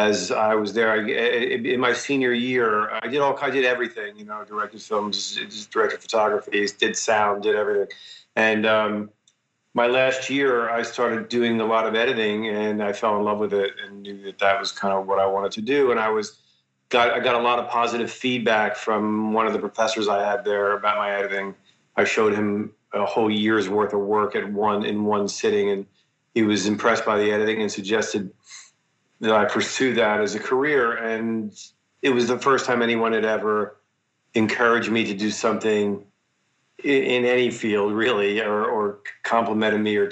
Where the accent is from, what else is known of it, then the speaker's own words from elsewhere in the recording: Philadelphia, Pennsylvania, United States; I grew up in Philadelphia in sort of a middle-class neighborhood